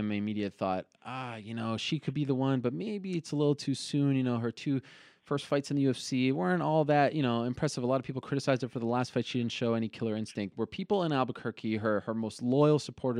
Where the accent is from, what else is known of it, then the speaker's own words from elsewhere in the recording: Montreal, Quebec, Canada; I'm from Montreal